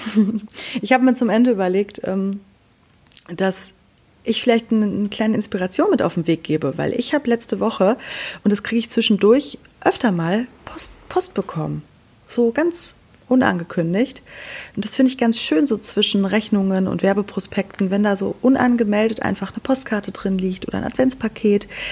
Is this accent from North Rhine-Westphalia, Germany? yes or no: yes; Sauerland, North Rhine-Westphalia, Germany; bei uns im Sauerland